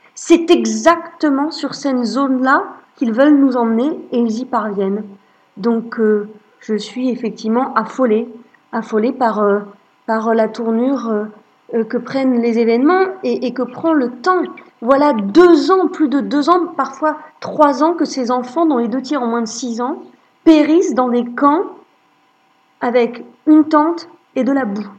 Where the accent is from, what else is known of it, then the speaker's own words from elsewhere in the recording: Lorraine, Grand Est, France; je suis née en Lorraine, j'ai grandi en Lorraine